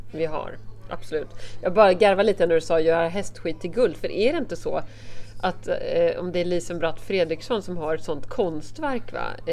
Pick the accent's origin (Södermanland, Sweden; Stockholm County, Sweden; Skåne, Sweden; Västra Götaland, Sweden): Södermanland, Sweden; Alltså jag är ju sörmlänning